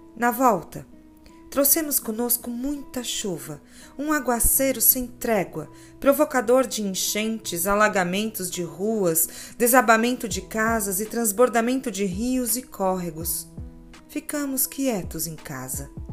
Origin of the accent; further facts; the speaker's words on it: Pará de Minas, Minas Gerais, Brazil; now in Belo Horizonte, Brazil; Pará de Minas, minha terra natal